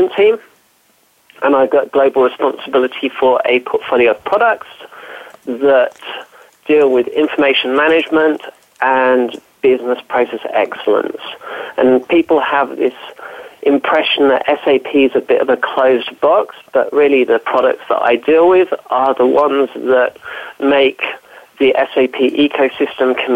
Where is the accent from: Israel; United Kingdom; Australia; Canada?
United Kingdom; also born or lived in Fleet, Hampshire; I'm British